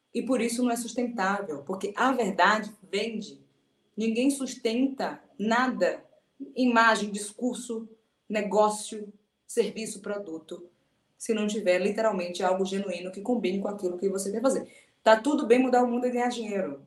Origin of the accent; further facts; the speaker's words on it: Salvador, Bahia, Brazil; Sou de Salvador